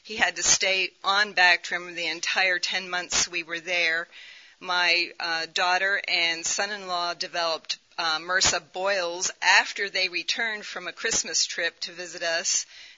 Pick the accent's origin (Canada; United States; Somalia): Somalia; I was raised in Somalia as a missionary child for almost 10 years, but that was many years ago.